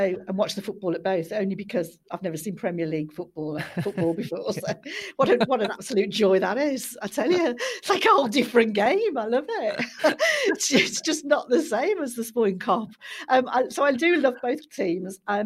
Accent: Birmingham, West Midlands, United Kingdom; moved away as an adult; now in Manchester, United Kingdom; I'm a Brummie

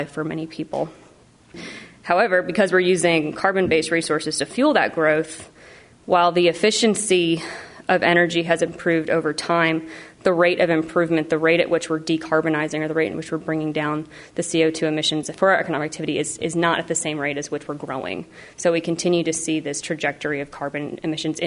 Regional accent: Oak Ridge, Tennessee, United States; Oak Ridge didn't exist, so my hometown was not on the map

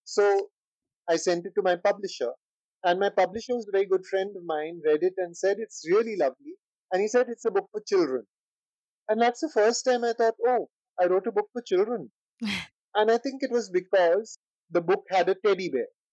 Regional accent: India; being Indian

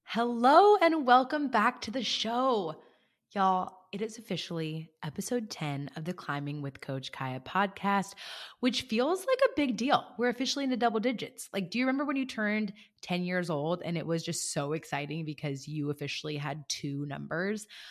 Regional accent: California, United States; I'm from California, and in our four-H and F F A, in California

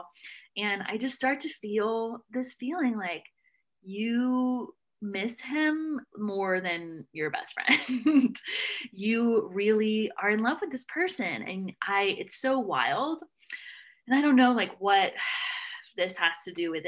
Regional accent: Nashville, Tennessee, United States; moved away; I'm from Nashville.

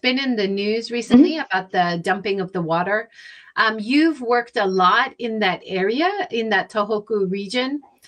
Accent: Hawaii, United States; moved away; I grew up in Hawaii.

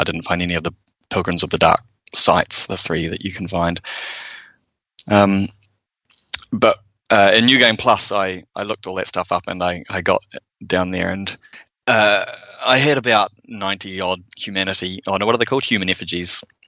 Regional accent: United States; now in New Zealand; I'm American

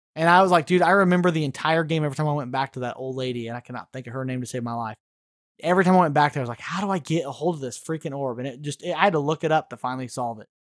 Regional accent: Missouri, United States; I'm a hillbilly from Missouri

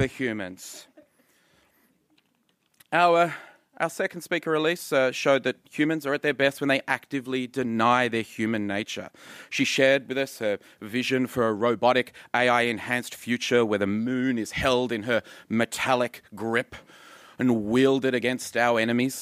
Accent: Canberra, Australian Capital Territory, Australia; moved away; I'm from Canberra

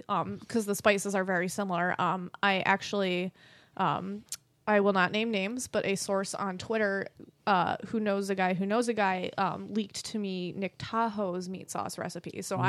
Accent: Ireland; See, but I'm Irish, so potatoes are the only vegetable I need.

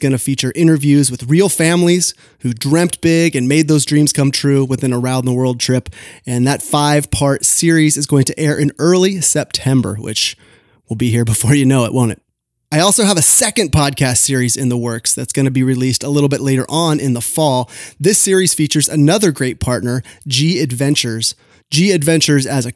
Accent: California, United States; I'm from California

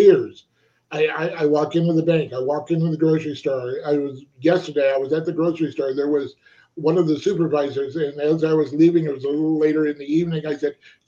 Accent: Palm Springs, California, United States; I grew up in Palm Springs

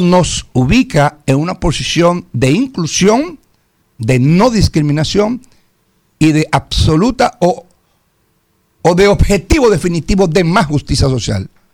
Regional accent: Santiago de los Caballeros, Santiago, Dominican Republic; la zona donde yo crecí, la zona después del puente hermano Patiño

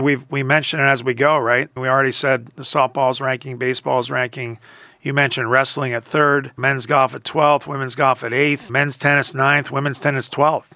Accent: Philadelphia, Pennsylvania, United States; moved away; growing up in Philadelphia

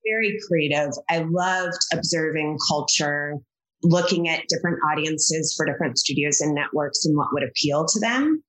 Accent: Kentucky, United States; moved away as an adult; also born or lived in Washington, District of Columbia, United States / Los Angeles / New York / Chicago; I grew up in Kentucky.

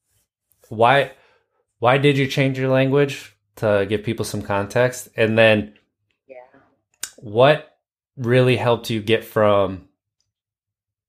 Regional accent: Wisconsin, United States; I grew up in Wisconsin, and so the Midwest

